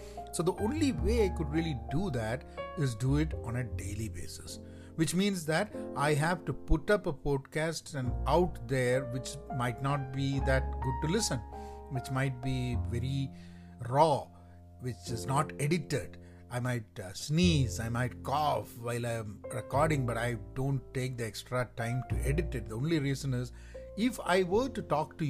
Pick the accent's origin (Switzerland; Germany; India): India; first language Malayalam; English is a second language; English is not my first language. My first language is Malayalam